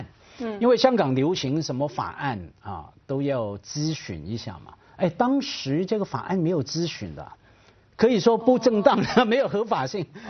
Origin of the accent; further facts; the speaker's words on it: China; 比现在我们中国人一代不如一代了。